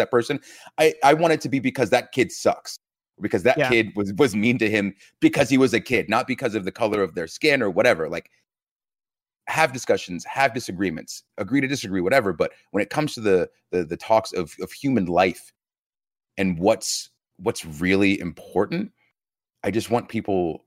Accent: Georgia, United States; growing up in Georgia

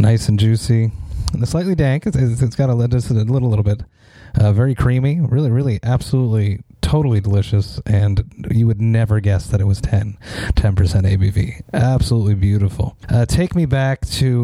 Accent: Montreal, Quebec, Canada; I am from Montreal, Quebec, Canada, and here in Quebec

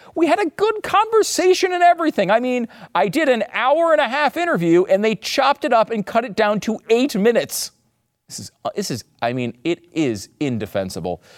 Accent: United States; as an American

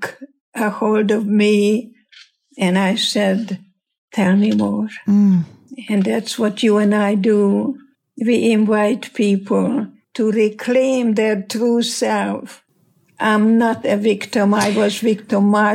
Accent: Hungary; English is a second language; moved away as an adult; now in United States; And I'm Hungarian, and my English is your English

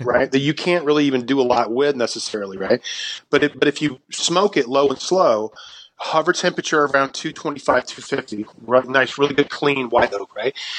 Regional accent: South Carolina, United States; moved away as an adult; also born or lived in Brooklyn, New York; South Carolina is my home state. I grew up there

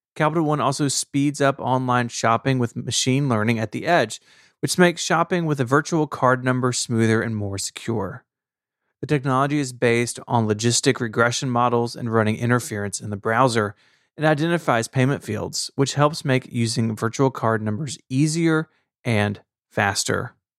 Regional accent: Tennessee, United States; I'm from Tennessee

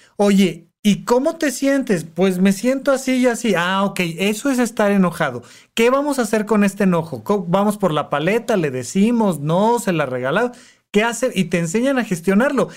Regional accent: Toluca, State of Mexico, Mexico; moved away as an adult; now in Mexico City, Mexico; en Toluca, de donde yo soy

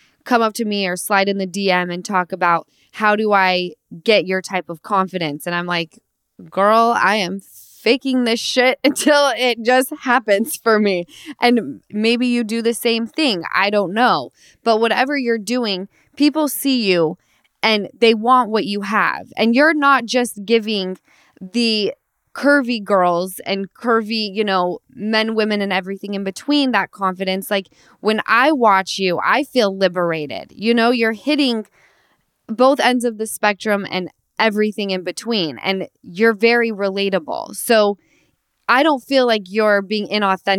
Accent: Utah, United States; now in Los Angeles, United States; I'm originally from Utah, but I live

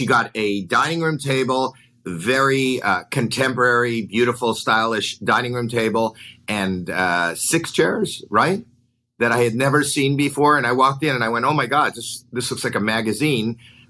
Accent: Canada; Because I'm from Canada, we used to go camping and light a fire and make s'mores.

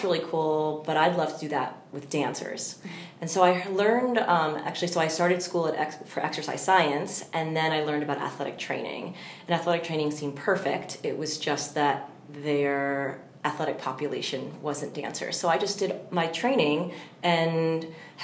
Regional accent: Long Island, New York, United States; also born or lived in Indiana; I'm from Long Island

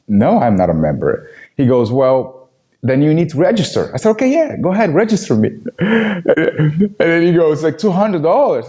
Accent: Angola; English is a second language; moved away; I was born and raised in Angola, Africa.

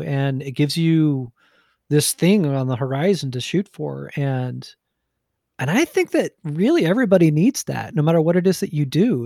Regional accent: New Jersey, United States; I'm from Jersey

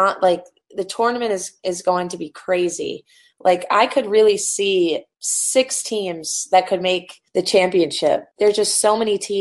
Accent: New York, United States; I'm from New York

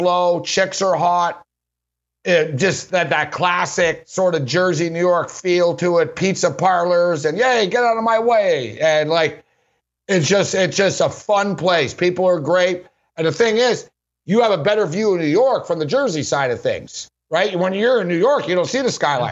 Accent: Montreal, Quebec, Canada; now in Las Vegas, United States; I'm from Montreal, but I don't feel like I don't miss it. It's just where I was born

